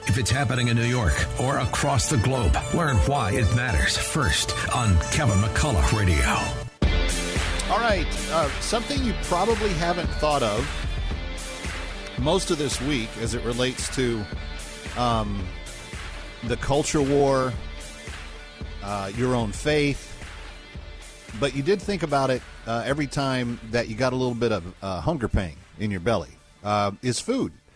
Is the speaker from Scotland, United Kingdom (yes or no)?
yes; Scotland, United Kingdom; as a Scot